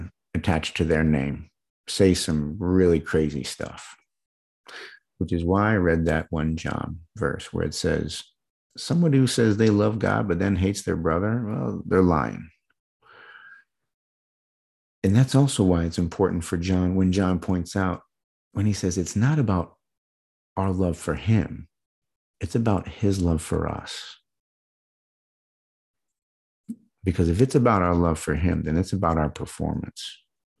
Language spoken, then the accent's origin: English; Midwest, United States; I was growing up in the Midwest